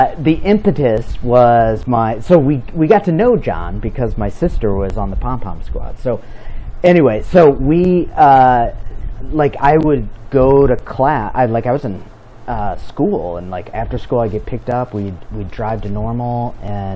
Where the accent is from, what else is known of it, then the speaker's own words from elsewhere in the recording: Peoria, Illinois, United States; I grew up in Peoria